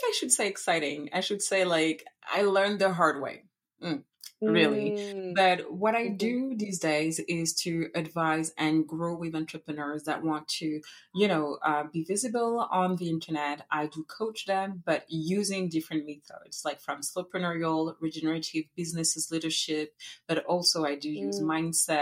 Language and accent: English; Paris, Île-de-France, France; English is a second language; moved away as an adult; now in Montreal, Canada; originally I'm from France. I was born and raised in Paris